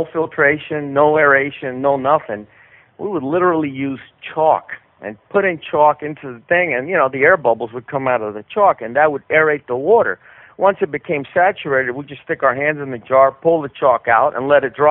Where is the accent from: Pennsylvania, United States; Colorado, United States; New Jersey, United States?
New Jersey, United States; born or raised there; moved away as an adult; also born or lived in Cuba; now in Miami, United States